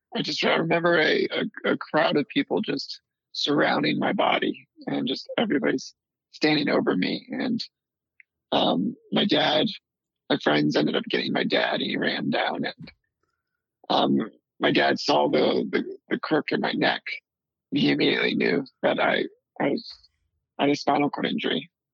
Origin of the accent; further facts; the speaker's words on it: D.C., suburbs of Maryland, United States; also born or lived in North Carolina; we finally settled down in uh, the suburbs of Maryland, right outside Washington, D.C.